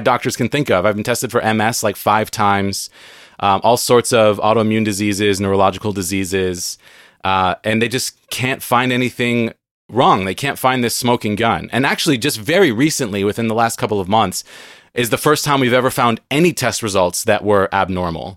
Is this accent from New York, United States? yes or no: no; San Diego, California, United States; moved away as an adult; now in Seattle, United States; I grew up in San Diego. I now live in Seattle